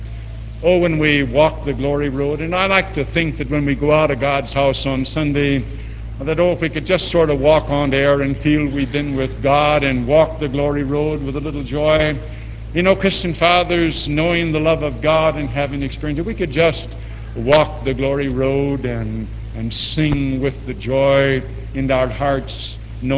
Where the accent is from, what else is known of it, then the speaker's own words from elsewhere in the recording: East St. Louis, Illinois, United States; also born or lived in Chicago; When I was a child, I moved from Chicago to East St. Louis